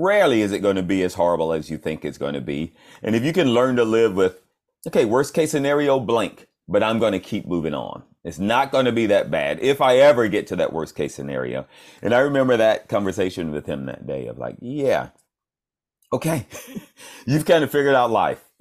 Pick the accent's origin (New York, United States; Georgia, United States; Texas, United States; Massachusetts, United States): Georgia, United States; Atlanta; moved away as an adult; now in Los Angeles, United States; I'm from Atlanta, Georgia